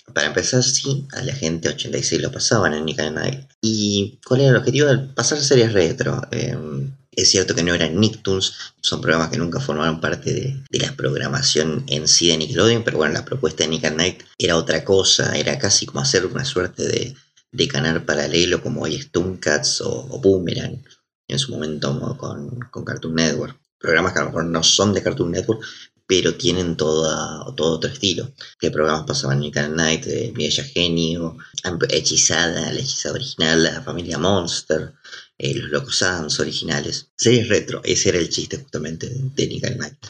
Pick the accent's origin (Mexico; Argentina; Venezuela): Argentina; somos los argentinos